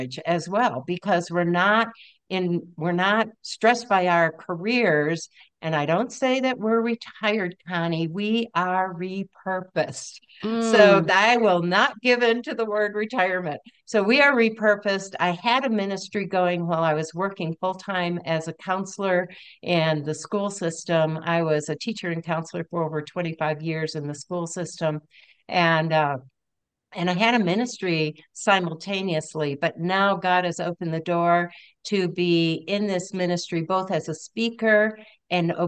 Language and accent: English; Michigan, United States; moved away as an adult; also born or lived in Maryland; now in Colorado, United States; I grew up in Michigan as a pastor's kid, one of five kids